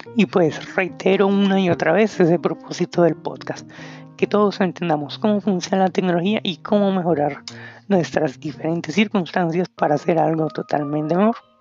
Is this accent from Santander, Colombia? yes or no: no; Bogotá, Colombia; soy de Colombia, de Bogotá